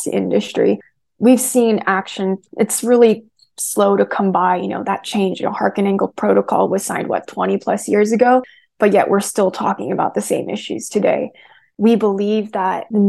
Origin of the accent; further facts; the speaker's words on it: United States; I'm Korean American